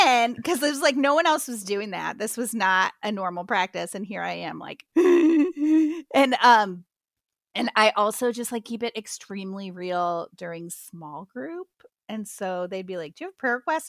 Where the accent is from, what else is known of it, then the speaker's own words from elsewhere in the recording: Midwest, United States; now in Atlanta, United States; I was not raised southern, I was raised in the Midwest